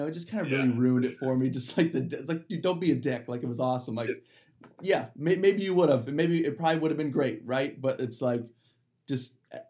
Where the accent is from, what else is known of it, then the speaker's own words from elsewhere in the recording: Ohio, United States; And then there's me, a Cleveland Browns fan from Ohio, where brown and orange runs through my veins. But when I was born in 1998